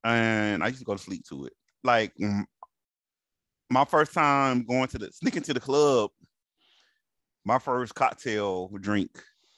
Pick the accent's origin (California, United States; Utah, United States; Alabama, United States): Alabama, United States; I'm from Alabama, and that's all we do.